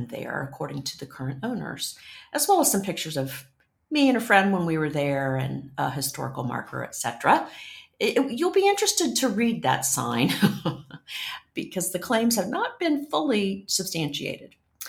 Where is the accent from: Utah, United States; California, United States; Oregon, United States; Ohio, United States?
Ohio, United States; Licking County; I grew up in Licking County, about 20 miles from Ye Olde Mill in Utica, Ohio